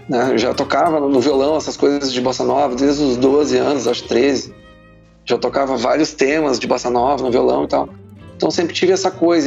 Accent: Porto Alegre, Rio Grande do Sul, Brazil; eu sou natural de Porto Alegre e de um bairro chamado Menino Deus

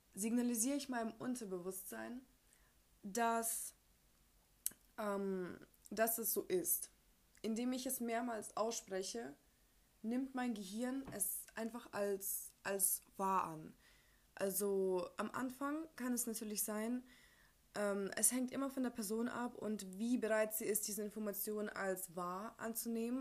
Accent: Ukraine; moved away; Ich komme ja aus der Ukraine

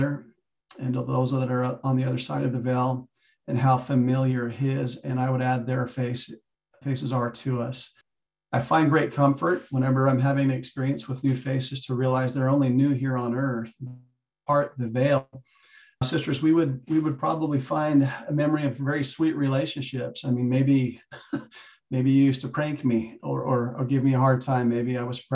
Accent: Arizona, United States; moved away as an adult; also born or lived in Kingman, Arizona / Idaho; now in Utah, United States; I'm an Arizona kid, grew up, born and raised. I live in Utah now

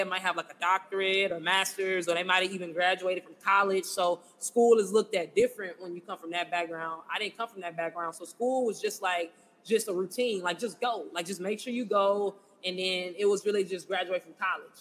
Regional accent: Houston, Texas, United States; I'm from Houston, born and raised. So, grew up right here in Houston in the A-Leaf area, side of town

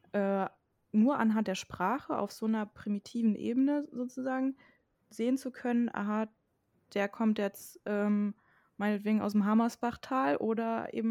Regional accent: Germany; accent: mix of Thuringian and Berlin; also ich habe meinen Dialekt nie richtig angenommen. Das ist so ein Mischmasch aus Thüringer und Berliner irgendwie, weil es halt genau in der Mitte von Deutschland ist.

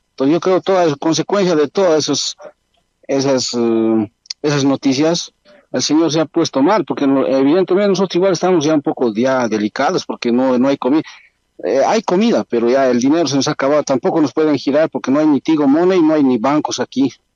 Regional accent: Bolivia

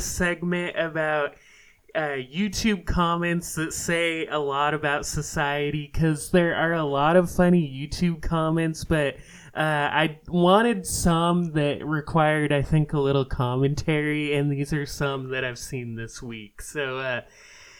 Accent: Seattle, Washington, United States; moved away as an adult; also born or lived in Philadelphia; I grew up in the Seattle area, but I moved back

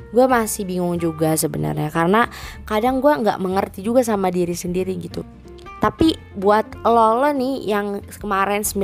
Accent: Karawang, West Java, Indonesia; jadi tuh dua hari yang lalu gue habis ngadain event konser gitu kan di kota gue di Karawang

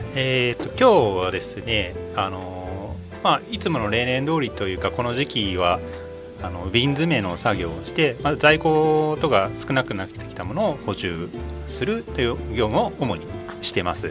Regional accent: Kanto, Japan; moved away as an adult; 私、まあ、出身が関東だったんですけど

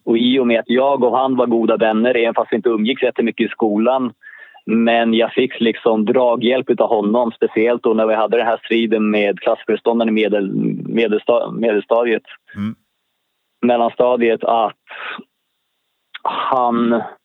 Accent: Stockholm, Stockholm County, Sweden; Jag är född i Stockholm, Allmänna BB, som låg i närheten av Gärdet

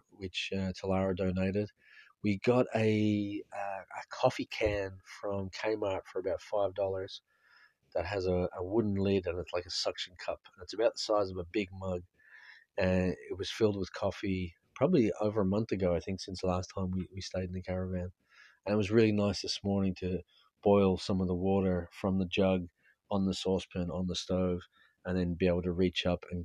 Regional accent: Ireland; as an Irish person

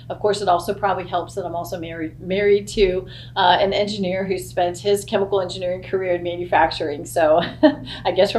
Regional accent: Texas, United States; moved away as an adult; now in Kentucky, United States; I've lived all over, but I am from Texas originally, and I worked all over multiple locations in Texas

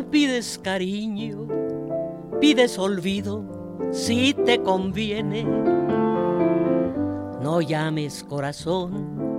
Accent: Mexico City, Mexico; born there; Nací, gracias a Dios, en México. Soy mexicana y me da mucho orgullo serlo.

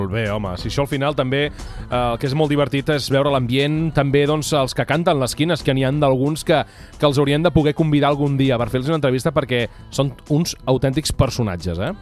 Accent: Vilamalla, Catalonia, Spain; la del meu poble

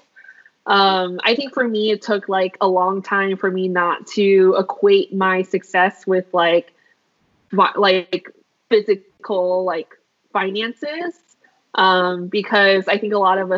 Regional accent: Philadelphia, Pennsylvania, United States; growing up in Philadelphia

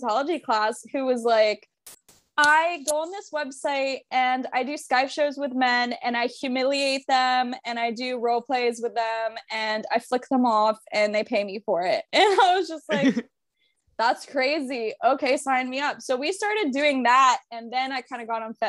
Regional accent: Tampa, Florida, United States; I'm born and raised in Tampa.

